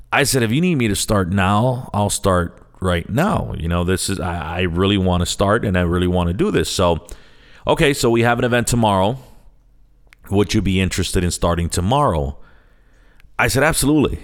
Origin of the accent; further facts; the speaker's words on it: Chicago, Illinois, United States; also born or lived in San Sebastián, Puerto Rico; I'm born and raised in Chicago